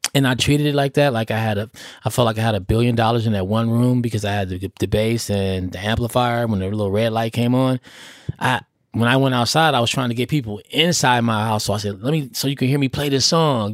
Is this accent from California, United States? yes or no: yes; Oakland, California, United States; I'm from Oakland